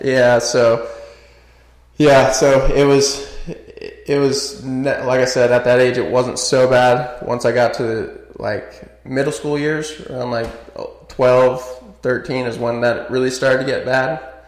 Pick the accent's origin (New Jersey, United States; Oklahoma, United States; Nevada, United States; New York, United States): Nevada, United States; also born or lived in Northridge, California; I grew up in a small little country town outside of Vegas.